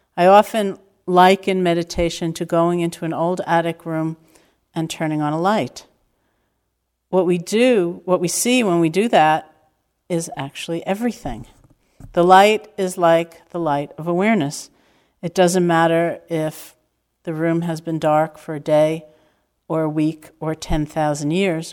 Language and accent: English; New York, United States; growing up in New York